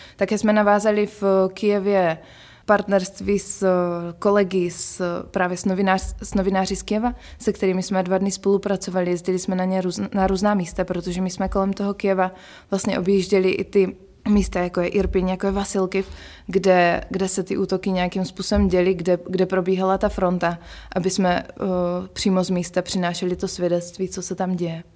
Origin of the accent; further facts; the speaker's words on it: Czechia; jsme z Česka